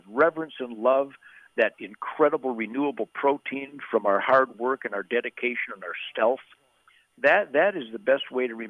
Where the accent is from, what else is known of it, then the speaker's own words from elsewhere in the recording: United States; I'm an American.